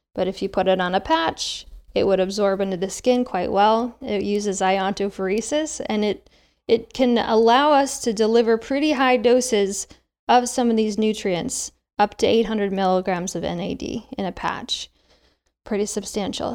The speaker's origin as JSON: {"language": "English", "region": "Midwest", "country": "United States", "tie": "born or raised there", "also_born_or_lived": "Seattle, Washington", "moved": "yes"}